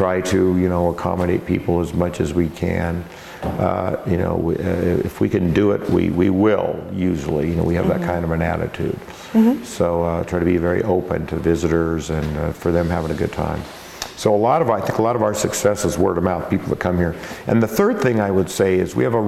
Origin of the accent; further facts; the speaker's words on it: Walla Walla, Washington, United States; I was born and raised in Walla Walla.